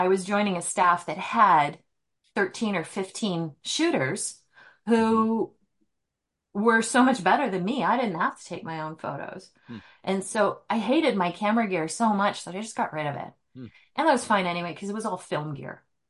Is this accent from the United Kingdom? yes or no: no; Antigonish, Nova Scotia, Canada; moved away as an adult; also born or lived in Prince Edward Island / Gander, Newfoundland / British Columbia; now in Spokane, United States; I was born and raised in Antigonish, Nova Scotia.